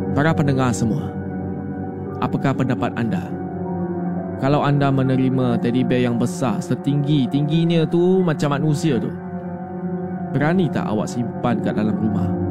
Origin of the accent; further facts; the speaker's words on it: Sarawak, Malaysia; Saya merupakan anak kelahiran dari Sarawak.